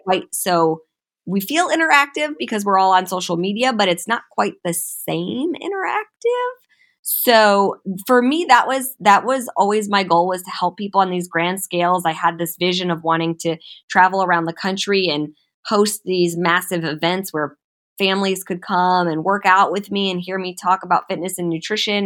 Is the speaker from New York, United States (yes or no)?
no; Cleveland, Ohio, United States; also born or lived in St. Louis, Missouri; now in Los Angeles, United States; I moved to Los Angeles from Saint Louis, but I was born and raised in Cleveland, Ohio.